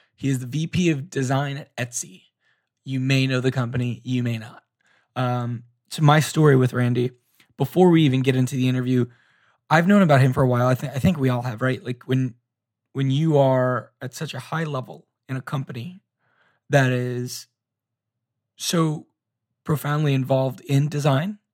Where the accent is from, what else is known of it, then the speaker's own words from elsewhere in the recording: Orlando, Florida, United States; also born or lived in Tampa, Florida; I grew up in Orlando, and then I went to school at University of South Florida, which is in Tampa